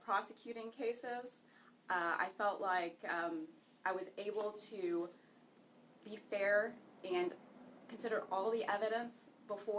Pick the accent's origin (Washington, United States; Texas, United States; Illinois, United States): Texas, United States; Houston; also born or lived in Damascus, Syria; I immigrated to this great country with my family when I was a child. We immigrated from Damascus, Syria. And I grew up in Alief